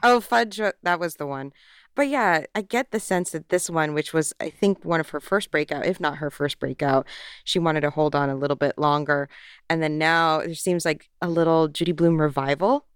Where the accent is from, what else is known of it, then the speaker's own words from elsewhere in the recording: Florida, United States; growing up in Florida